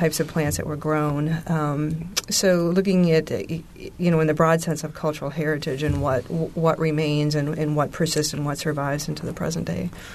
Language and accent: English; Minnesota, United States; now in Martinsville, United States; I grew up in Minnesota and have lived in Martinsville, Indiana since 1990